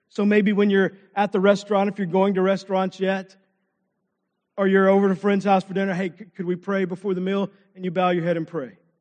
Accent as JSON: {"language": "English", "region": "Texas", "country": "United States", "tie": "born or raised there", "said": "I grew up in Texas, played football"}